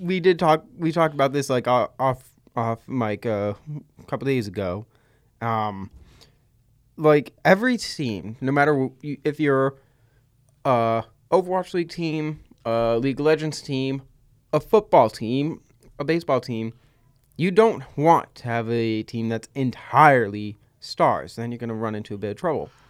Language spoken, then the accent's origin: English; Massachusetts, United States; by our voices, accents, general skewing towards the Boston uprising, we're from Massachusetts